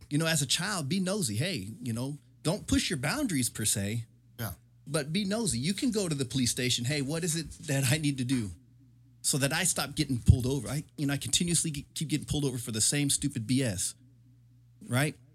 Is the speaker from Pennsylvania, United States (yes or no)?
no; Murphy Canyon, California, United States; I can't necessarily say that I grew up in the hood because I didn't. Right. I grew up in Murphy Canyon, military. That's that's military hood.